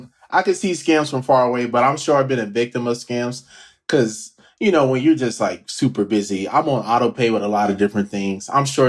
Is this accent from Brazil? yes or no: no; Nigeria; Being Nigerian